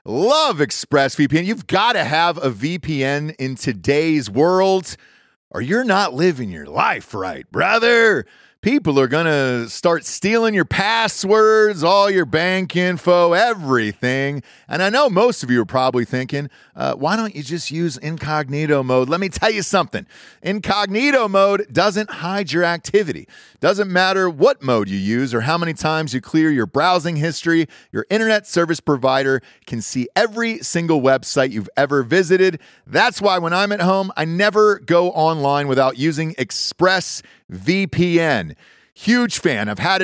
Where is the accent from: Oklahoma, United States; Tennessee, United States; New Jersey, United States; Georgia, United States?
Georgia, United States; Atlanta; And I grew up in Atlanta, Georgia, most of my life. We moved there when I was, I think, 3 or 4 years old.